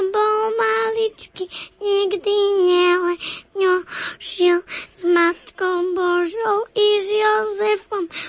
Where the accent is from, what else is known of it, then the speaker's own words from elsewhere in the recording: Veľké Bielice, Trenčín Region, Slovakia; Z veľkých bielic.